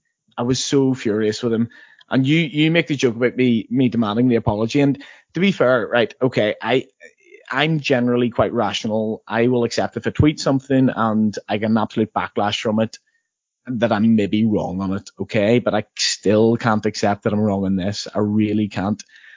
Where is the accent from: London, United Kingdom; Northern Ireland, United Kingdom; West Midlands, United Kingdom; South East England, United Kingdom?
Northern Ireland, United Kingdom; I had to learn this as a maths teacher in England, but I'm from Northern Ireland.